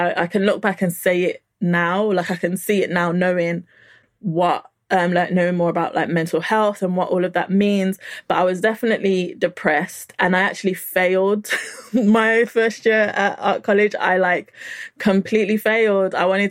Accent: Nigeria; But because, you know, I'm Nigerian, you have to kind of like have something to show for your time.

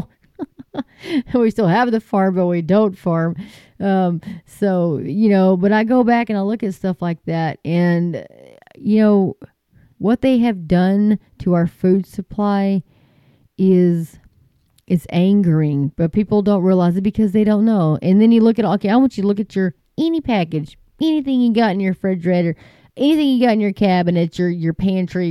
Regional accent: Texas, United States

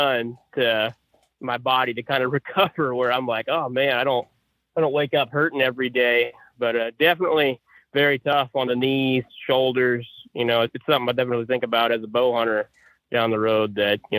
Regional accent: Perry, Oklahoma, United States; now in Missouri, United States; I grew up in Perry, Oklahoma, kind of well nationally known for their wrestling

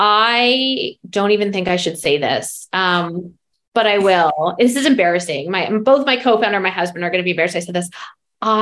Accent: Calgary, Alberta, Canada; born or raised there; also born or lived in New York

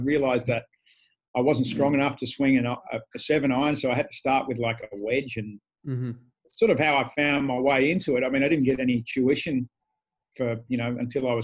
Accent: Canberra, Australian Capital Territory, Australia; moved away as an adult; also born or lived in Asia; now in Perth, Australia; I grew up in Canberra

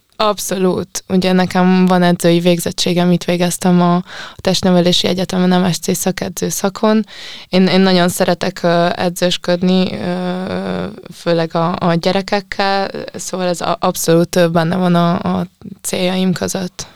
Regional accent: Sopron, Győr-Moson-Sopron, Hungary; a Biancával mi együtt nőttünk fel Sopronban

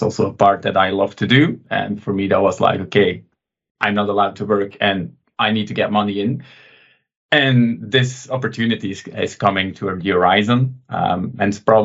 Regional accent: Belgium; also born or lived in Antwerp; from Belgium, living near Antwerp.

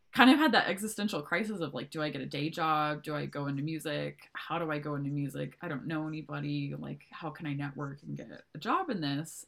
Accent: Montana, United States; also born or lived in Texas; I've been in Montana for the last, oh, I don't know, 20 years of my life. So um, I grew up in a really rural, rural community in uh, Montana

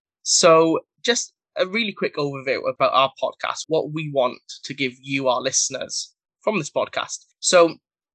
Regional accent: Wales, United Kingdom; I am from Wales in the UK

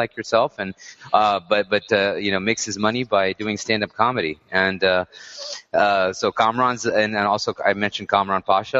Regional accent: Texas, United States; Yeah, I'm from Texas, so slow it down.

